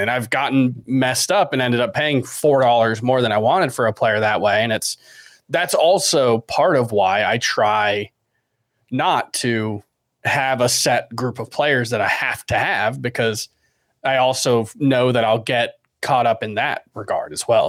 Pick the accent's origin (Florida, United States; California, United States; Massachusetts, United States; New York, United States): Florida, United States; Miami; we're all from Miami.